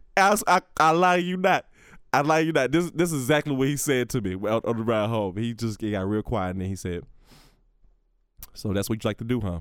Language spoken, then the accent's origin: English; Bessemer, Alabama, United States; my hometown, Bessemer, Alabama